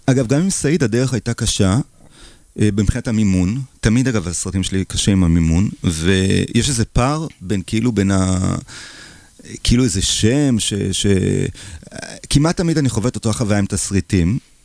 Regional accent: Israel; also born or lived in Paris, France; אני ישראלי

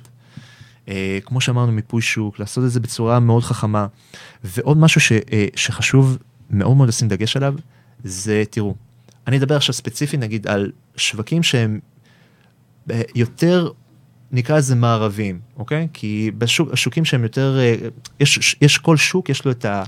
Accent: Israel; אנחנו ישראלים, אנחנו עם חם

